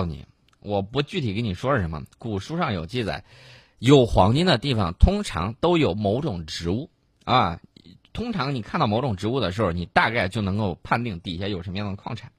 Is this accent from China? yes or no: yes; Yellow River Flooded Area, China; 当年在黄泛区盐碱地特别多 ，我老家那个地方，就特别多的盐碱啊